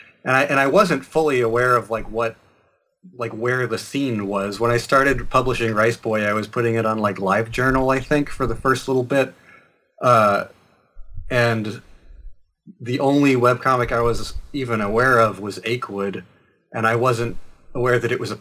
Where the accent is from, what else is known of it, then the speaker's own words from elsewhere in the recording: Asheville, North Carolina, United States; now in Brooklyn, United States; North Carolina. I'm from Asheville, which is sort of the progressive bastion of the North Carolina stretch of the Appalachians.